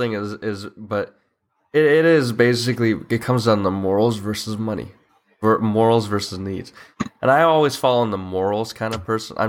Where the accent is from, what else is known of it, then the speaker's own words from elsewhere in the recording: United States; Yes, I'm from the United States. I am a U.S. citizen.